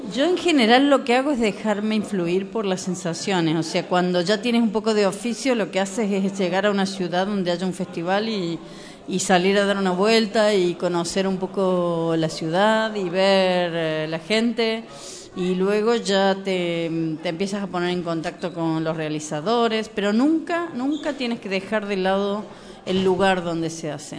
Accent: Argentina; moved away as an adult; also born or lived in Germany / Spain; now in Morocco; yo soy argentina, trabajé muchísimos años en, eh, como crítica

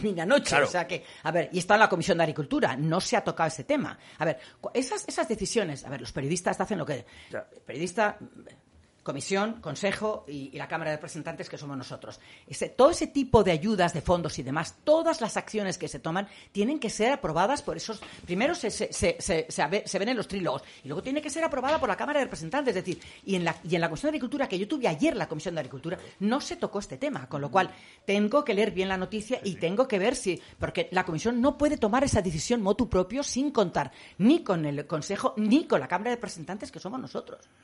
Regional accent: Cuenca, Castilla-La Mancha, Spain; yo soy de Cuenca, hija de sevillano, nieta de cordobés

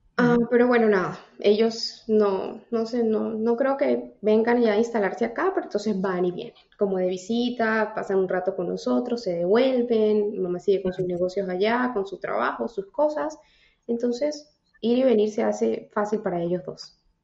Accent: Táchira, Venezuela; moved away as an adult; now in New York, United States; soy de Venezuela, soy una venezolana en Nueva York.

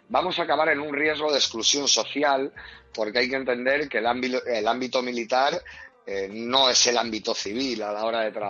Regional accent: Spain; somos una asociación militar profesional y estamos reivindicando eh, que se nos reconozca como lo que somos, soldados españoles

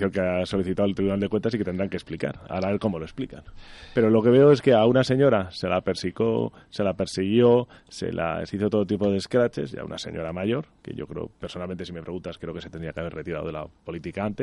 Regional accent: Galicia, Spain; Yo creo que de una manera muy acertada, como español y como gallego, eh, pues ha donado los equipos

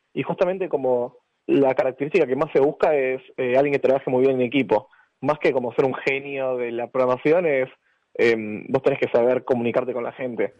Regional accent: Argentina

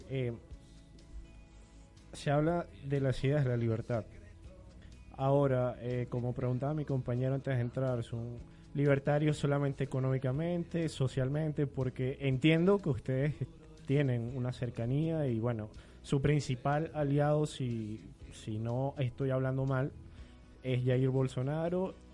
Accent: Venezuela; una de mis grandes preocupaciones como venezolano es cómo hacer echar para, adelante un país

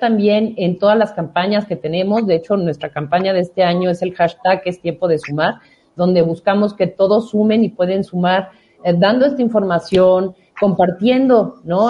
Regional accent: Mexico; nuestro país

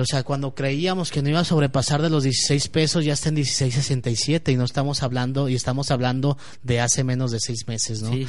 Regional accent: Guadalajara, Jalisco, Mexico; hablo por mí, por todos los tapatíos

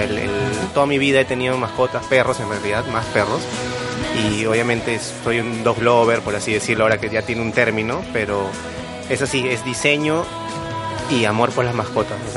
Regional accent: Pueblo Libre, Lima, Peru; desde Pueblo Libre, que es mi hogar, centro de labores, eh, ahí, toda mi vida.

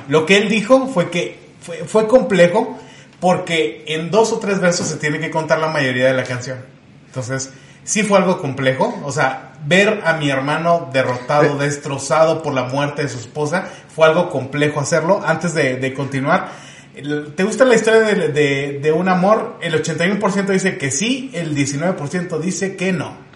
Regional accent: Chihuahua, Mexico; aquí nosotros somos de Chihuahua

